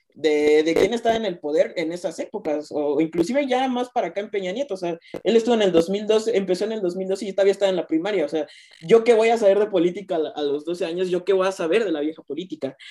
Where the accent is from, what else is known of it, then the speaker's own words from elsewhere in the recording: Mexico; como mexicano